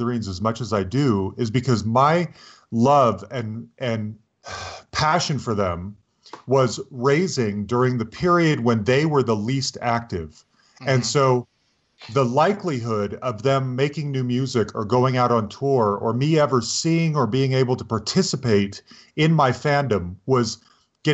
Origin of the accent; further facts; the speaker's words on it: Salt Lake City, Utah, United States; I grew up in Salt Lake City